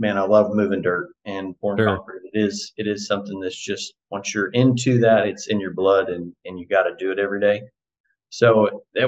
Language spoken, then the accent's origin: English; Chandler, Oklahoma, United States; also born or lived in Edmond, Oklahoma / Stillwater, Oklahoma; I actually was born in Edmond and then grew up in Chandler, bounced around a little bit, came back there